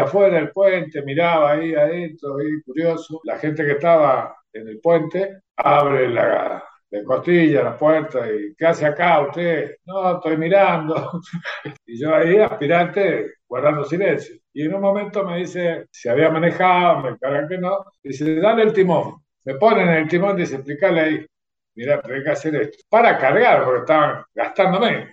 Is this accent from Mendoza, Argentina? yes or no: yes; Mendoza, Argentina; also born or lived in Caucete, San Juan, Argentina; nací en Caucete, San Juan, en 1959 a los ocho años de estar viviendo en Caucete, eh, toda la familia se trasladó a Mendoza y bueno, desde esa fecha, bueno, sigo en Mendoza, soy un mendocino por adopción